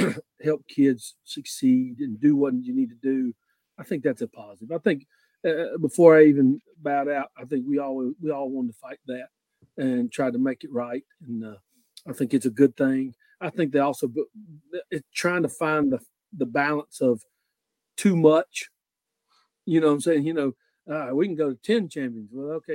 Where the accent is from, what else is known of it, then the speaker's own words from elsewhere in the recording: North Carolina, United States; everybody in our area is spoiled. I came from Watauga County. We had to travel.